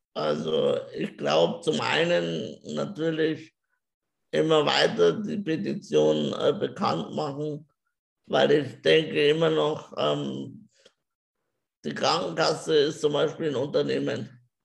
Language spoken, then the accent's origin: German; Germany; also born or lived in Regensburg; ich bin glücklich in Deutschland geboren zu sein